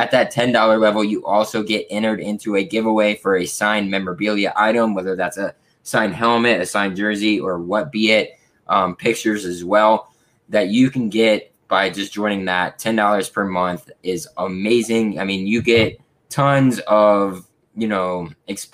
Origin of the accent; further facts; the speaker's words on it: Florida, United States; I am from Florida. I live in Florida